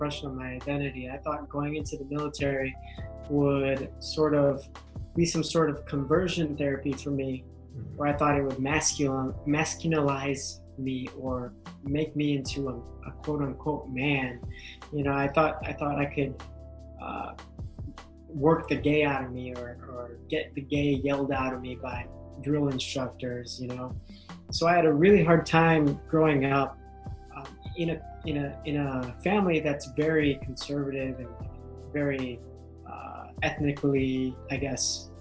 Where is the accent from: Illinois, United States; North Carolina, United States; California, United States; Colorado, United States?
Illinois, United States; Chicago; first language English; I was born here in Chicago. My family, my mom and dad, are from the Philippines, so I'm first generation American